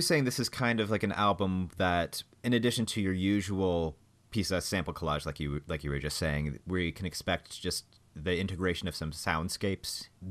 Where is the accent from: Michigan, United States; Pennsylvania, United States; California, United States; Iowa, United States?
Michigan, United States; Yeah. I'm from the Midwest, y'all.